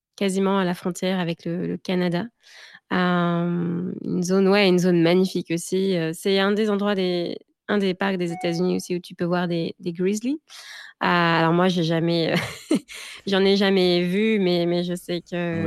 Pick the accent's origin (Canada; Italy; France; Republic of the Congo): France; moved away as an adult; also born or lived in Gers / Paris; now in Seattle, United States; je viens aussi de, bah, de de du du sud de la France, donc j'ai grandi entre le Gers et, Paris